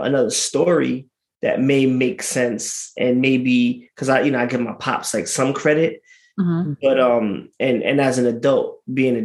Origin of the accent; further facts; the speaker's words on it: New York City, New York, United States; also born or lived in Philadelphia; I'm from Brooklyn